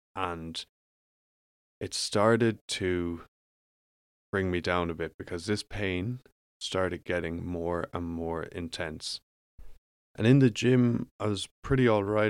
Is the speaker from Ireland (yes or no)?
yes; Ireland; moved away as an adult; I grew up in Ireland